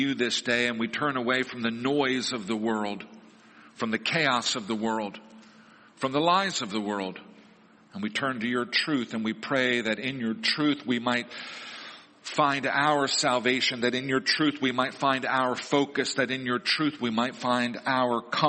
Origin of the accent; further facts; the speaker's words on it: Missouri, United States; moved away; the family descended on my hometown in Missouri